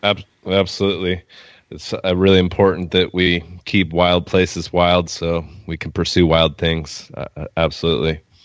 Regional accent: Oregon, United States; we're from Oregon.

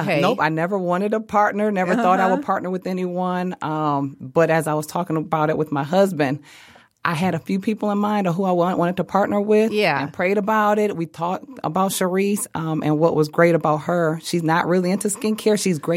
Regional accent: Southfield, Michigan, United States; So we're both from Southfield.

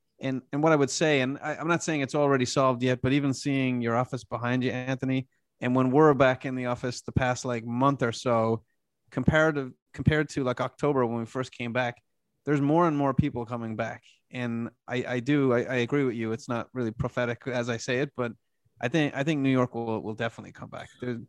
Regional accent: Dublin, Leinster, Ireland; now in United States; Yeah, look, my family and I emigrated here from Dublin, Ireland in 1990

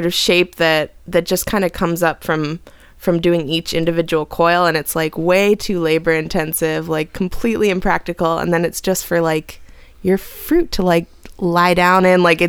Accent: Southern California, United States; now in Chicago, United States; I come from Southern California originally

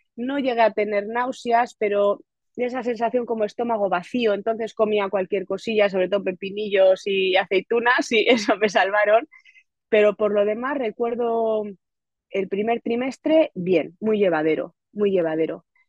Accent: Getxo, Basque Country, Spain; now in Otxandio, Spain; yo soy de Guecho, de un pueblo de la costa vizcaína

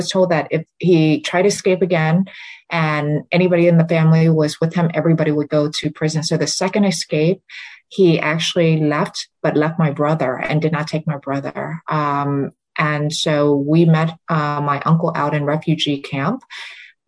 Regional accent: Richmond, Virginia, United States; first language Vietnamese; English is a second language; moved away as an adult; also born or lived in Vietnam; now in New York City, United States; I grew up in Virginia

